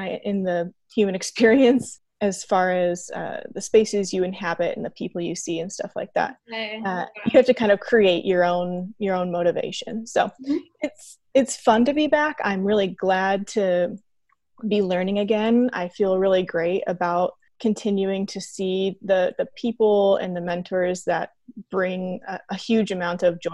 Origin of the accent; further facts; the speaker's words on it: Iowa City, Iowa, United States; I'm originally from Iowa City